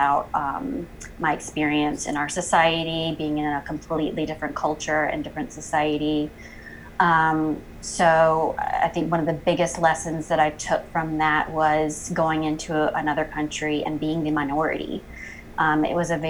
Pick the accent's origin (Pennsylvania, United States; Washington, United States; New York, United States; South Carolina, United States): South Carolina, United States; York; moved away as an adult; also born or lived in Columbia, South Carolina / New Hampshire; I am originally from a little town, York, South Carolina